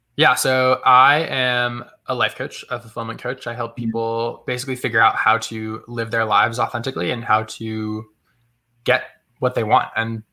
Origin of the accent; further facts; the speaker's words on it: Massachusetts, United States; I grew up in Massachusetts and in a small town, super out of the way, very rural. And I was just in the woods all the time.